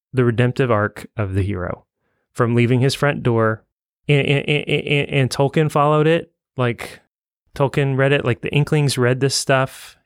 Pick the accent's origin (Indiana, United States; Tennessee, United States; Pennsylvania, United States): Indiana, United States; Evansville; I grew up in Evansville